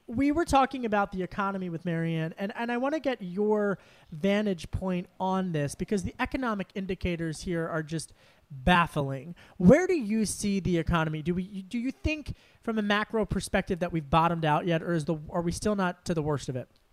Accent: Delaware County, Pennsylvania, United States; when I was a kid growing up in Delco

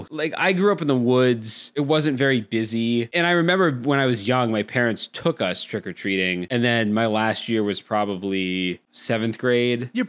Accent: East Coast, United States; I am from the East Coast.

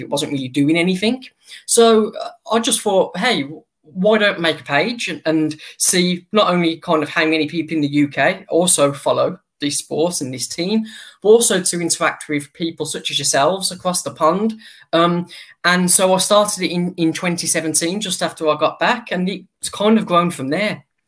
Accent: United Kingdom; also born or lived in near Birmingham; my home country

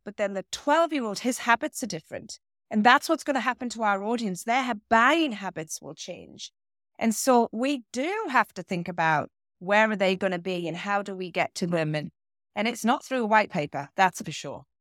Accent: small town between Newcastle and Durham, North East England, United Kingdom; accent: British; moved away as an adult; also born or lived in London / Boston; now in Concord, Massachusetts, United States; I am from the northeast of England, a very little town in between what is known as Newcastle and Durham

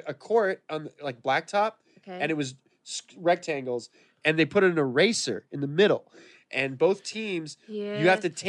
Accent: Modesto, California, United States; born or raised there

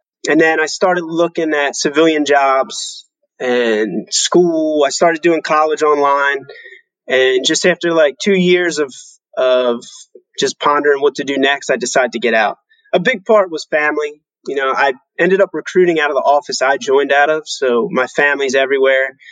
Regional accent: United States; moved away as an adult; also born or lived in Germany; as an American growing up

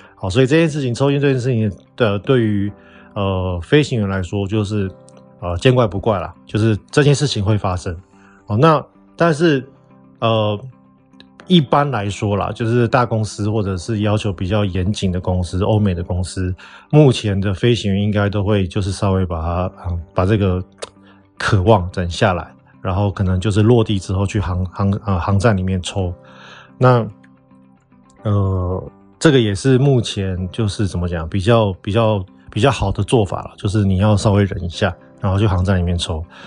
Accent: Taiwan; 我们台湾人其实都会蛮为对方考量的

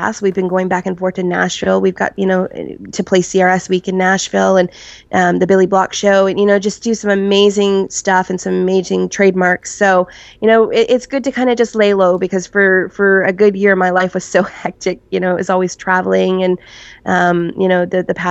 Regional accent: Barrie, Ontario, Canada; my hometown of Barrie, Ontario

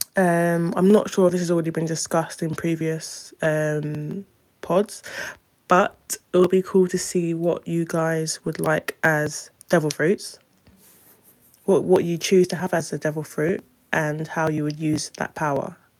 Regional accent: London, United Kingdom; I'm from London, UK

